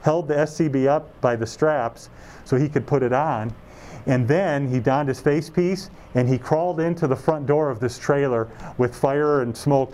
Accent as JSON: {"language": "English", "town": "Detroit", "region": "Michigan", "country": "United States", "tie": "born or raised there", "also_born_or_lived": "Casper, Wyoming", "moved": "yes", "lives_now": "Colorado Springs, United States", "said": "I was born at William Beaumont Hospital in Royal Oak, Michigan, which is suburban Detroit. And then I was raised in the Rochester and Troy neighborhoods"}